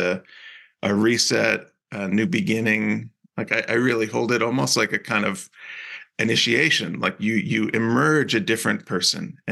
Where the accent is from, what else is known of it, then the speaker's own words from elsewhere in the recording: New Jersey, United States; also born or lived in Cape Cod, Massachusetts / Utah; now in Salt Lake City, United States; I grew up in New Jersey